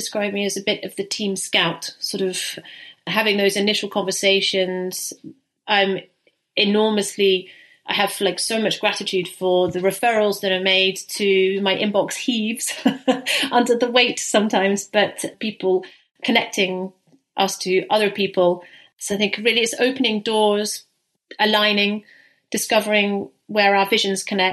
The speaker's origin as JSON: {"language": "English", "town": "St Andrews", "region": "Scotland", "country": "United Kingdom", "moved": "yes", "lives_now": "Netherlands", "said": "I live in the Netherlands, I'm from Scotland, I'm from the UK. Very appropriate that it's St Andrew's Day today, because I'm actually from St Andrew's"}